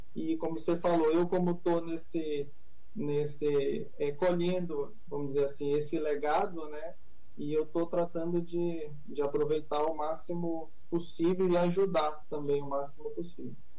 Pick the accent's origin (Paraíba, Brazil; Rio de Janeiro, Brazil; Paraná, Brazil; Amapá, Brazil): Amapá, Brazil; Pontinha; Eu sou lá da Pontinha